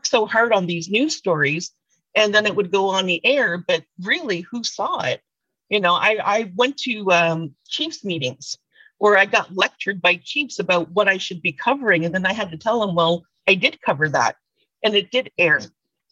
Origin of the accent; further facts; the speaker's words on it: Indian Brook First Nation, Nova Scotia, Canada; I am from Indian Brook First Nation here in Nova Scotia